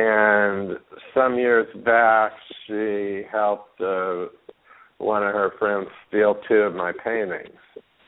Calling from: Palm Springs, California, United States; in Palm Springs.

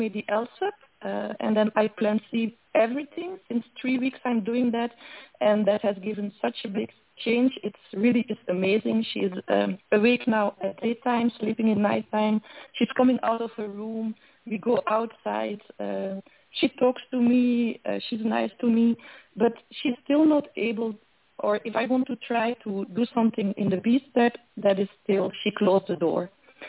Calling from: Belgium; I'm calling from Europe, from Belgium

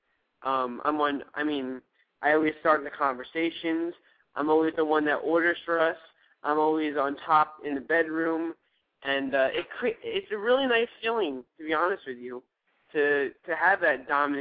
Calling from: Newark, New Jersey, United States; I'm calling from Newark and New Jersey.

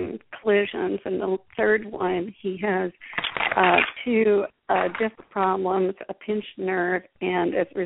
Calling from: Germantown, Tennessee, United States; I'm calling from Germantown, Tennessee

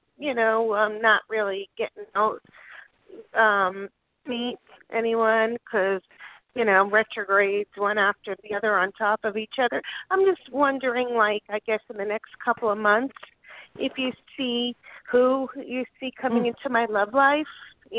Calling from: Delray Beach, Florida, United States; Oh, Delray

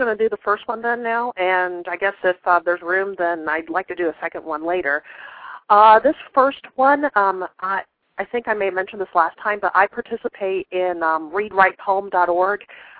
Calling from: Columbus, Ohio, United States; I'm calling from Columbus, Ohio.

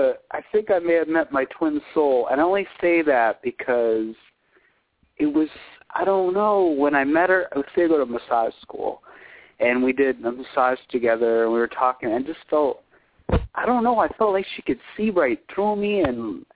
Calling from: California, United States; I'm calling from California.

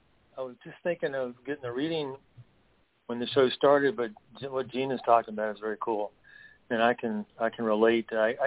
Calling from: North Carolina, United States; Yes, hello. … I'm in the Blue Ridge Mountains of North Carolina.

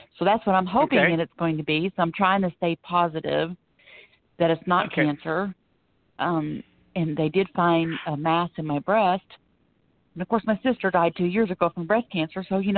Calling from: Florida, United States; I'm calling from Florida.

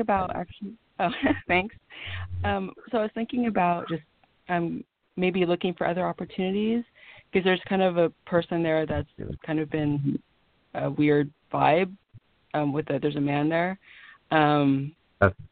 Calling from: California, United States; I'm calling from California

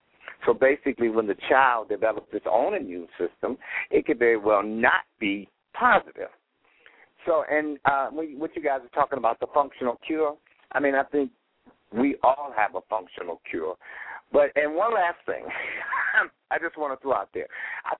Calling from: Cleveland, Ohio, United States; I've been HIV-positive for 29 years. I'm calling from Cleveland, Ohio.

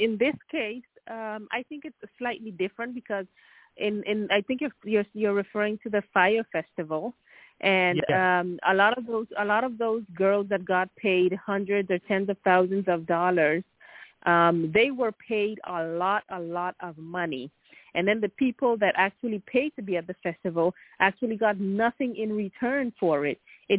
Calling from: Sweden; English is a second language; From Sweden.

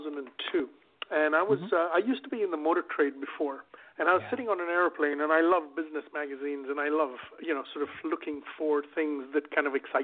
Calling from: Sarasota, Florida, United States; I'm calling from Sarasota, Florida, so it's nice and sunny and warm, and yeah, nice place to be.

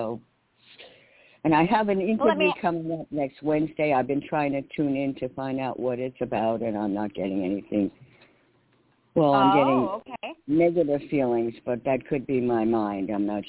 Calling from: New York, United States; And hi, Summer. This is … in New York.

